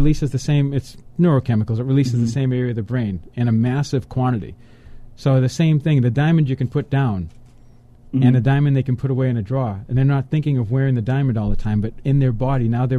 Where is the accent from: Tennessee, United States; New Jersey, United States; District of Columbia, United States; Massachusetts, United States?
Massachusetts, United States; Boston; I'm from Boston, okay, so they had the Boston, Massachusetts Minuteman.